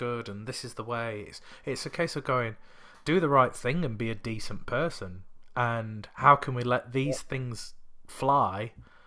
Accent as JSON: {"language": "English", "country": "United Kingdom", "tie": "born or raised there", "said": "growing up in the country as a British citizen, but also a person of colour"}